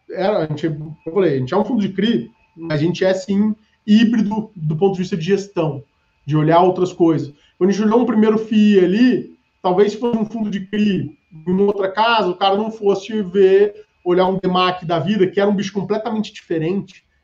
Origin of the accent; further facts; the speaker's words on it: Ribeirão Preto, São Paulo, Brazil; eu sou do interior, é, sou do interior de São Paulo, de Ribeirão Preto.